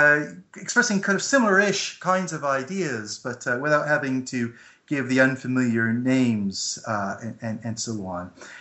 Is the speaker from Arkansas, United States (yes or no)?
no; New Haven, Connecticut, United States; moved away as an adult; also born or lived in Ireland; now in United Kingdom; I'm originally from New Haven, Connecticut, although have lived in a couple of countries, including the Republic of Ireland and now the UK. I've lived in the UK for over 10 years now.